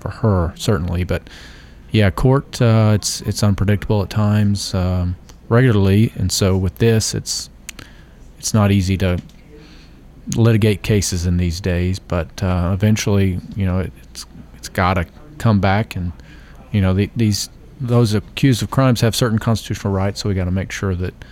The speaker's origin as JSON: {"language": "English", "town": "Memphis", "region": "Tennessee", "country": "United States", "moved": "yes", "lives_now": "Murfreesboro, United States", "said": "I'm originally from Memphis, Tennessee. Moved here in 2003"}